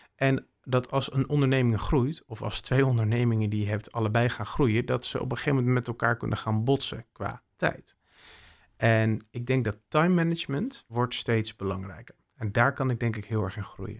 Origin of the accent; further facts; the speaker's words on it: Bussum, North Holland, Netherlands; moved away as an adult; also born or lived in Maastricht / Utrecht; Ik heb Friese roots, maar ik ben opgegroeid in Bussum